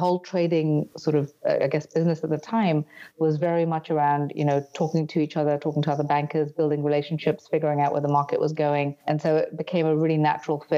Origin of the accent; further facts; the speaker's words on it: Nairobi, Kenya; moved away as an adult; also born or lived in United Kingdom / South Africa; now in United States; I was born in Kenya. So I was a third generation Indian immigrant and then grew up in Nairobi